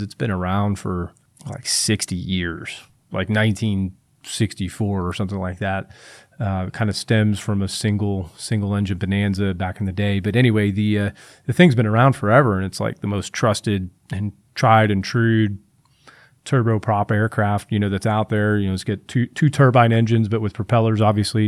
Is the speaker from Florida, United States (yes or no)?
yes; Tampa, Florida, United States; I'm from Tampa Bay